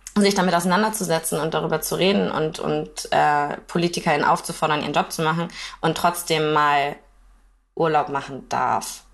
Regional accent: Kiel, Schleswig-Holstein, Germany; ich wohne in Kiel

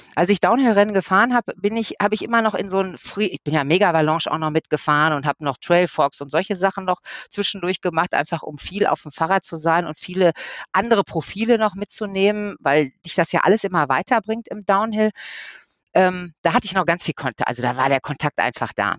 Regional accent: Ruhr area, North Rhine-Westphalia, Germany; hier bei uns im Ruhrpott

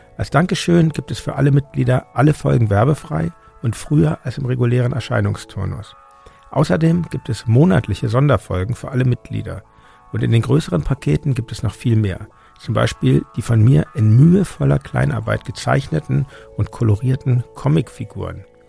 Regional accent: Hamburg, Germany; ich bin in Hamburg. Meine Eltern sind Berliner, aber die sind vor meiner Geburt nach Hamburg gezogen. Und ähm, genau, insofern bin ich schon Hamburger

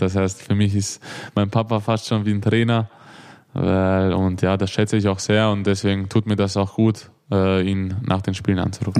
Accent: Vienna, Austria; accent: Viennese; moved away as an adult; also born or lived in Hannover; now in Melsungen, Germany; bin ja eigentlich in Wien geboren

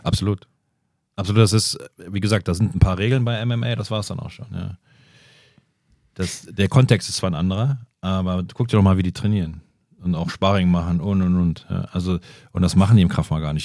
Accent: Bonn, North Rhine-Westphalia, Germany; in Tam Tambusch, wo ich groß geworden bin

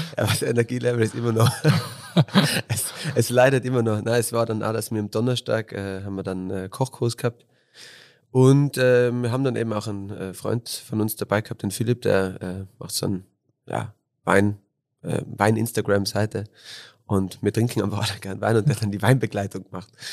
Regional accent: Innsbruck, Tyrol, Austria; bin born and raised in Innsbruck, äh, bin auf der Hungerburg oder halt auf der Höhenstraße halber Weg von Hötting auf die Hungerburg bin ich aufgewachsen

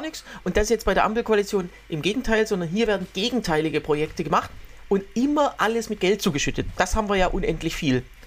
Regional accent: Waldbach, Germany; moved away; in Waldbach, also in meiner äh, Heimat

